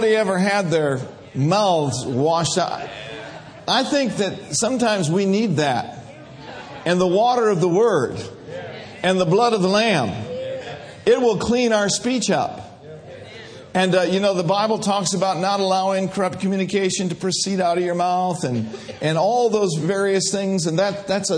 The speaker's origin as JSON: {"language": "English", "town": "Minneapolis", "region": "Minnesota", "country": "United States", "tie": "born or raised there", "said": "I grew up in Minneapolis, Minnesota, grew up a little Catholic boy"}